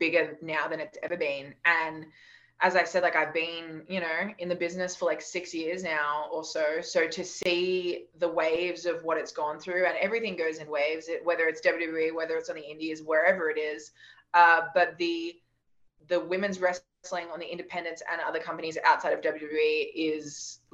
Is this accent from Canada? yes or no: no; Australia; we're Australian and we're tall and we have black hair